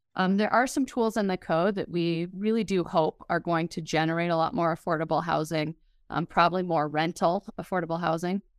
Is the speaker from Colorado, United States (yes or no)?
yes; Denver, Colorado, United States; moved away as an adult; now in Fort Collins, United States; I'm from the Denver area originally